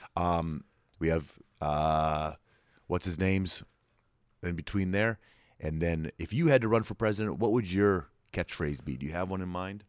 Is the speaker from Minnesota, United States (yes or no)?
no; New Jersey, United States; now in Nashville, United States; I was born and raised in New Jersey